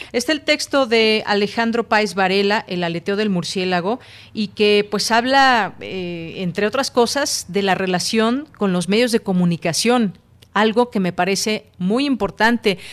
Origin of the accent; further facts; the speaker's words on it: Mexico; como mexicanos